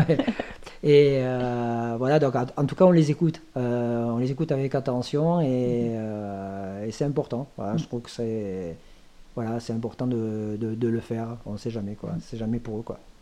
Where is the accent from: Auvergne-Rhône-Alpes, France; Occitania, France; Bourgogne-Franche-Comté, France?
Occitania, France; Thuir; mon village natal maintenant qui s'appelle Tuir